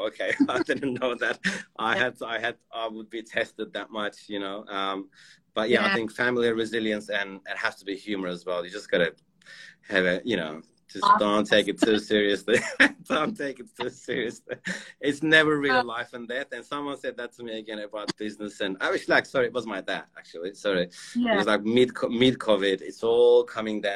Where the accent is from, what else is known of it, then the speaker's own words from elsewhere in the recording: Turkey; moved away; I'm from Turkey originally